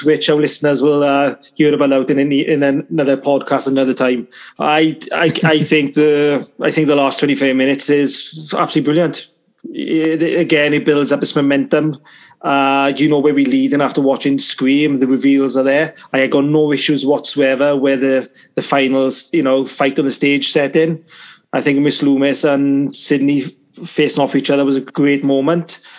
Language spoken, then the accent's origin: English; Wales, United Kingdom; I am from Wales